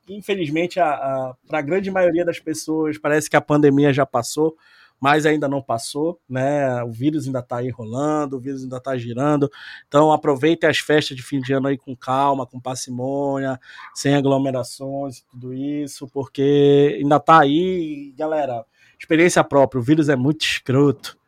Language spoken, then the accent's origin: Portuguese; Brazil; A gente é brasileiro